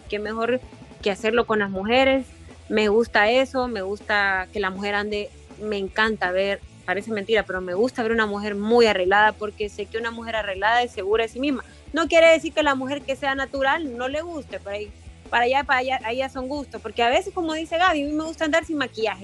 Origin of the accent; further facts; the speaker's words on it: Honduras; me han discriminado en algún momento en mi país